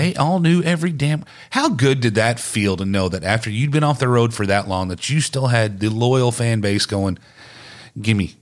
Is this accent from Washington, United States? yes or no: no; East Texas, United States; also born or lived in Cleburne, Texas / Godley, Texas; I was born in Cleburne, moved to East Texas, and grew up in a very small t-, town